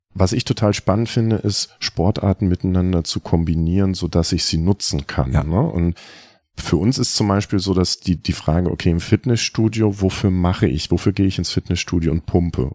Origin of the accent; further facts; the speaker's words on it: North Rhine-Westphalia, Germany; moved away; ich bin in Ostwestfalen groß geworden, wir haben keine Berge.